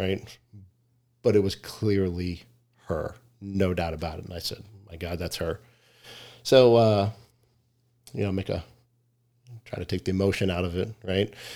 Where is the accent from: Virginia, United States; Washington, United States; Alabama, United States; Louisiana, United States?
Virginia, United States; Richmond; moved away as an adult; now in Arizona, United States; Grew up in Richmond, Virginia